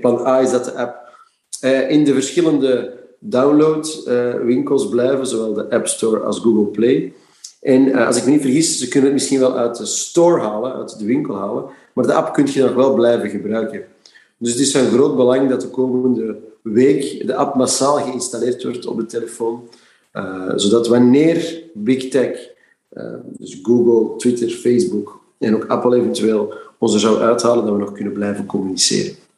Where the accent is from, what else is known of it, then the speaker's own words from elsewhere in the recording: Flanders, Belgium; in mijn hart bloed als Vlaming